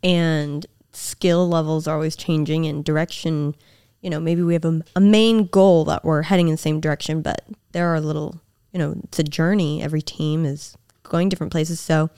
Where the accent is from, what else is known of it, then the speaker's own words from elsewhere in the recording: the Bay Area, California, United States; I'm from the Bay.